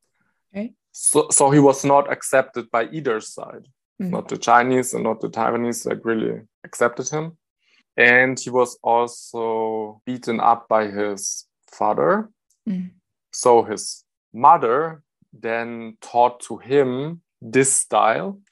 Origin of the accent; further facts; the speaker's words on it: Germany; I'm from Germany.